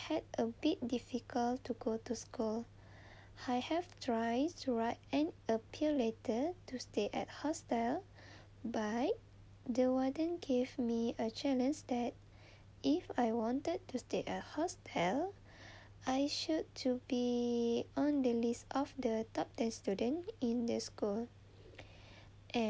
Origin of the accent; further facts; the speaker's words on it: Terengganu, Malaysia; I was born in Terengganu on 22 of April 2001.